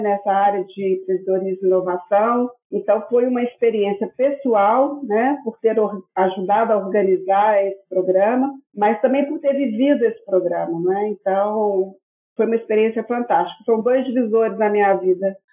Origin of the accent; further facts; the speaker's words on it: Belo Horizonte, Minas Gerais, Brazil; moved away as an adult; now in Portugal; eu sou Belo Horizontina, né? Sou mineirinha das Minas Gerais